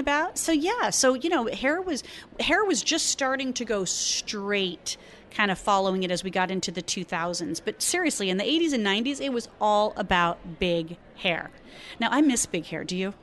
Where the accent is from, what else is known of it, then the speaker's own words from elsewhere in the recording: Arizona, United States; I'm from Arizona